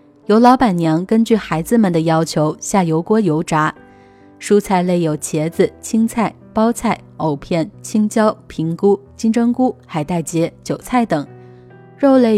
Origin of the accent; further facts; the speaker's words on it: Nanchang, Jiangxi, China; moved away as an adult; now in United States; 十八岁之前，我都在南昌长大，